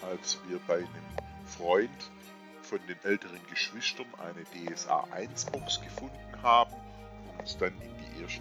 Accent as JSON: {"language": "German", "town": "Stuttgart", "region": "Baden-Württemberg", "country": "Germany", "said": "ich komme aus Stuttgart oder wie man hier in der Gegend sagt, Stuttgart."}